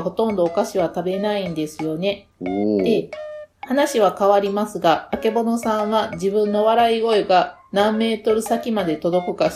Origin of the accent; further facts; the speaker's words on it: Kansai, Japan; accent: strong Kansai dialect (not Osaka dialect); 私ちょっと方言きつい方、関西の。